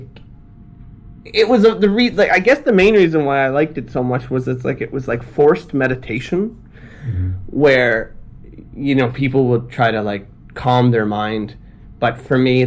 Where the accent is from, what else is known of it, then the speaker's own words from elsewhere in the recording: Ottawa, Ontario, Canada; moved away as an adult; also born or lived in China; now in Tokyo, Japan; I'm from Canada. I'm from Ottawa, Canada